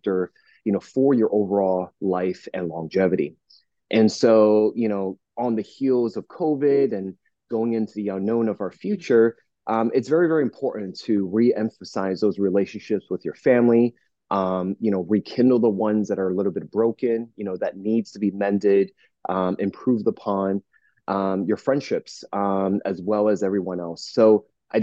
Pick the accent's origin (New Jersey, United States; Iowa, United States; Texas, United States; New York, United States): New Jersey, United States; now in Southern California, United States; I'm from New Jersey originally